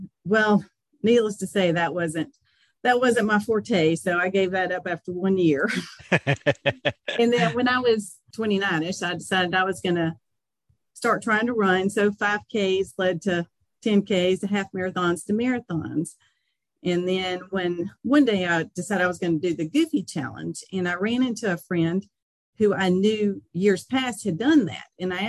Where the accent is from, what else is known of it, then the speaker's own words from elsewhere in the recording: Alabama, United States; moved away as an adult; also born or lived in North Carolina; now in Lillington, United States; I was born and raised in Alabama, and I've lived in North Carolina since about 1998.